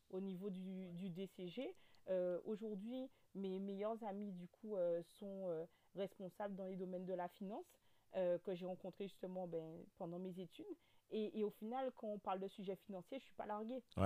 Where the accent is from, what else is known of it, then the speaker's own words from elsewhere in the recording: Guadeloupe; accent: Guadeloupean; also born or lived in Metropolitan France; now in France; Je suis de la Guadeloupe